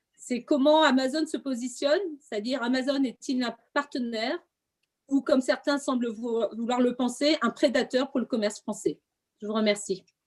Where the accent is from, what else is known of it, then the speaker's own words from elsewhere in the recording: Quimper, Brittany, France; je suis de Quimper